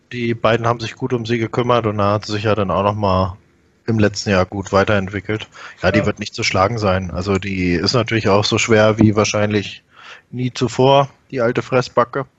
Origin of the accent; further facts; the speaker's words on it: Peine, Lower Saxony, Germany; ich selbst bin ja in Peine geboren